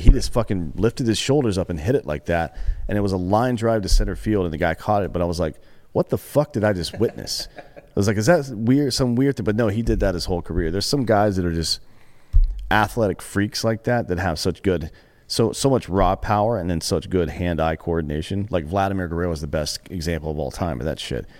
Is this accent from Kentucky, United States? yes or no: no; Greenville, South Carolina, United States; I grew up in Greenville, South Carolina.